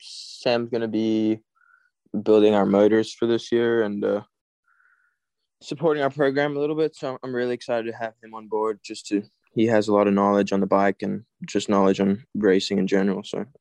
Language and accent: English; South Africa; now in United States; I mean, more after I came here, not